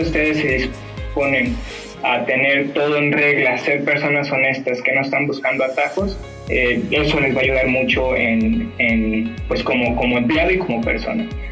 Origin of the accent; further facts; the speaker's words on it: Mexico; Aquí como mexicanos desgraciadamente tenemos la, cultura de dar una fecha